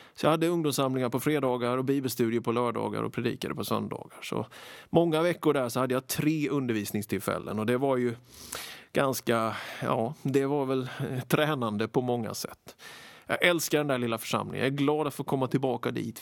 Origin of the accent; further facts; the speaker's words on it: Småland, Sweden; Jag är född i Småland nittonhundrasjuttioett. Vuxit upp med föräldrar och fyra äldre systrar. Väldigt glad för min uppväxt, både i familjen och i den lilla byn